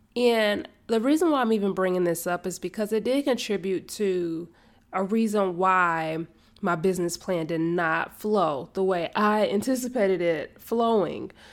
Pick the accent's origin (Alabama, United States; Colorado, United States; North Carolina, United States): North Carolina, United States; Charlotte; moved away as an adult; now in Kannapolis, United States; I was born and raised in Charlotte, and now I am in Kannapolis. I'm still in North Carolina